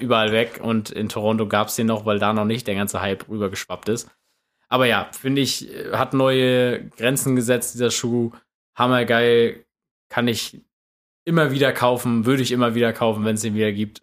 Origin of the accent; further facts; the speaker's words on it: Germany; als Deutscher